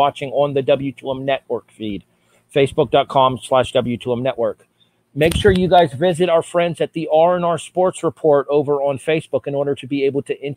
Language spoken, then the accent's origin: English; Youngstown, Ohio, United States; my hometown, Youngstown